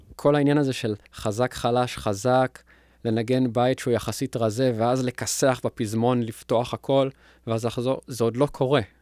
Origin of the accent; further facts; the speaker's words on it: Israel; בגלל ההריטג' שלנו כישראלים